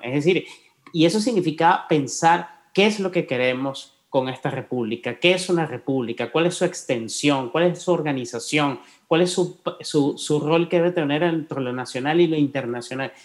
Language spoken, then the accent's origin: Spanish; Guatemala; como guatemalteco